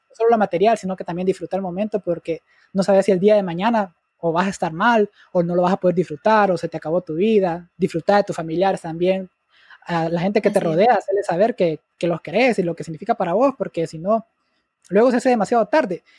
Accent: Honduras; nuestro país

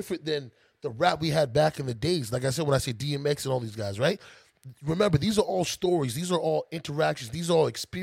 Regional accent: Canada; I'm Canadian

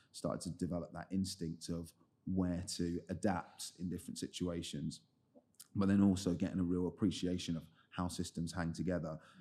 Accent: London, United Kingdom; I grew up in the Southeast. Um, so I, main part of the time I spent there was in a, in a place called Lewisham

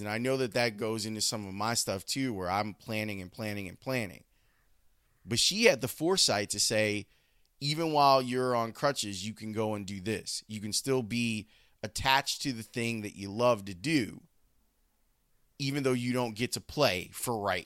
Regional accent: Chicago, Illinois, United States; also born or lived in Homewood, Illinois; it broke my heart when we moved from Roseland to Homewood

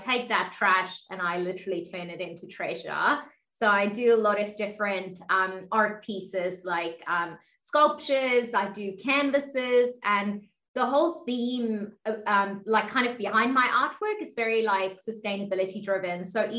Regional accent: South Africa; also born or lived in Middle East; now in Australia; Yeah, so as Jonathan was saying, like … I'm originally from South Africa, and I've kind of lived all over the world. I spent quite a few years in the Middle East as well as in Australia, where I'm currently.

